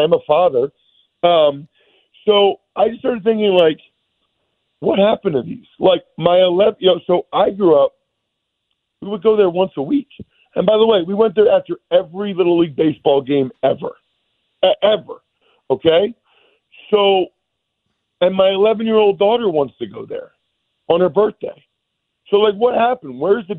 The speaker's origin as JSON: {"language": "English", "town": "Reading", "region": "Pennsylvania", "country": "United States", "tie": "born or raised there", "said": "I grew up in Reading, Pennsylvania, okay? We didn't have a ton of, like, non-chain restaurants, okay?"}